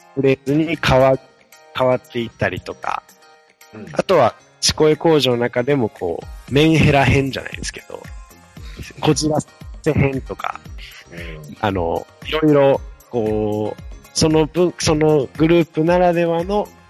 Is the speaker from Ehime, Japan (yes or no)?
yes; Ehime, Japan; moved away; 私、愛媛県出身なもので